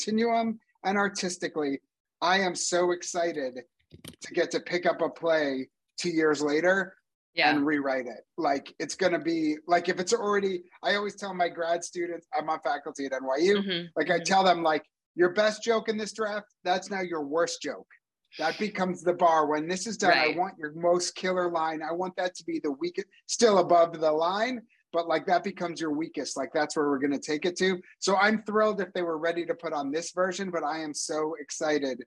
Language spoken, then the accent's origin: English; United States; moved away; also born or lived in Canada; as an American